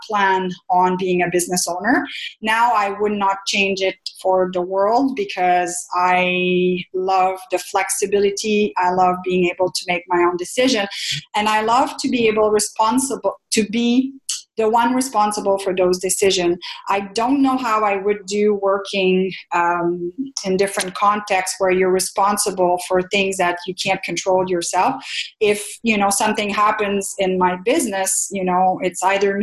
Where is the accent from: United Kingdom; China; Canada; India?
Canada; first language French; English is a second language; also born or lived in Ottawa; I'm French Canadian. I did not speak a word of English.